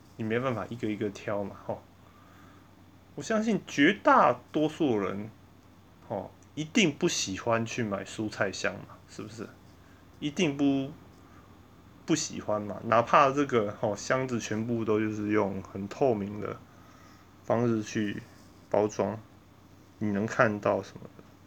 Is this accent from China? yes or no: no; Taiwan; 我们台湾人